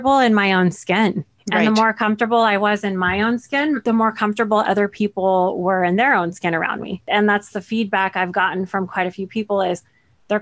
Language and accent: English; Central California, United States; I was born in Central California. It's a large farming community